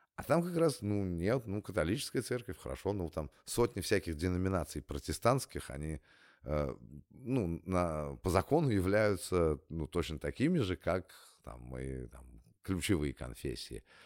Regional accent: Russia; moved away as an adult; also born or lived in California; я из России

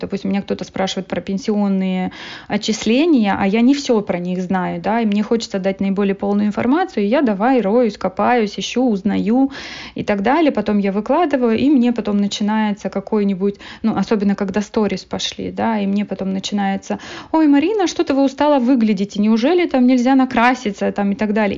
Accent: Moldova; moved away as an adult; now in Canada; я родом из Молдовы

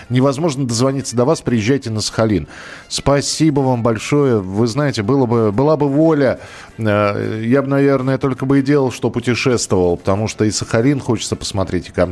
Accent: Rakvere, Lääne-Viru County, Estonia; moved away; also born or lived in Ira / Moscow Oblast / Pskov; Родился я в Эстонской ССР, в Раквере. В 12 лет переехали в Иру, Южная Эстония.

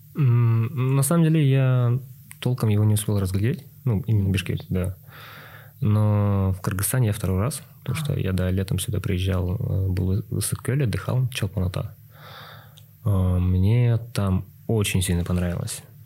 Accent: Yakutsk, Sakha Republic, Russia; moved away as an adult; now in Almaty, Kazakhstan; сам я родом из республики Саха, Якутия. Но на данный момент я проживаю в Казахстане, в городе Алматы

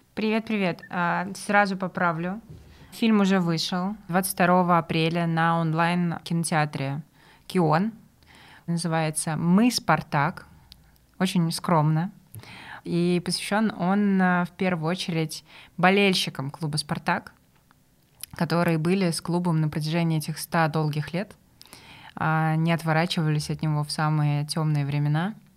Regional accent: Samara, Samara Oblast, Russia; я из Самары и, соответственно, болею за крылья советов

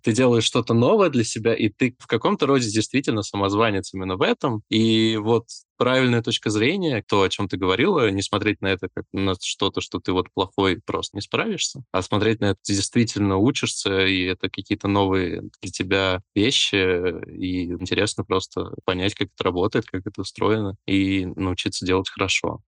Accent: Moldova; я родился в Молдове и говорил на румынском еще

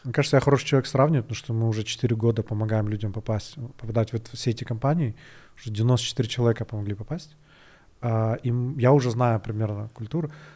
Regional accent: Kyrgyzstan; один из первых вообще, наверное, программистов кыргызских

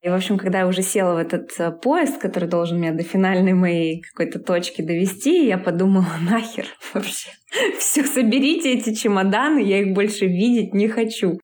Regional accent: Yekaterinburg, Sverdlovsk Oblast, Russia; moved away as an adult; now in Bali, Indonesia; Я из Екатеринбурга

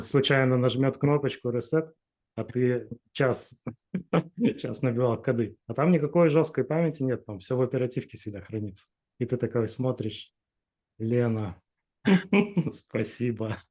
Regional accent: Chelyabinsk, Chelyabinsk Oblast, Russia; moved away as an adult; now in Saint Petersburg, Russia; Да, я из Челябинска родом

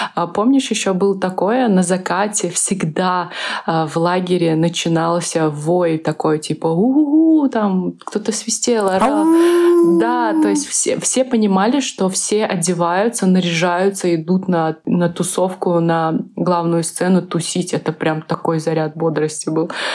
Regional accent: Uzbekistan; also born or lived in Minsk, Belarus; я из Узбекистана

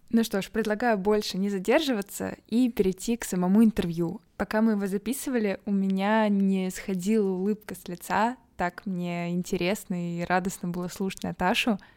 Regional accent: Irkutsk, Irkutsk Oblast, Russia; moved away as an adult; also born or lived in Moscow, Russia / Belgrade, Serbia; now in Lisbon, Portugal; Да, я переехала из Иркутска в Высшую школу экономики.

